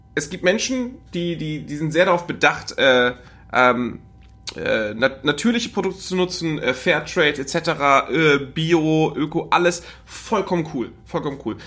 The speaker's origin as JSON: {"language": "German", "area": "the North", "region": "Northern Germany", "country": "Germany", "said": "bei uns im Norden"}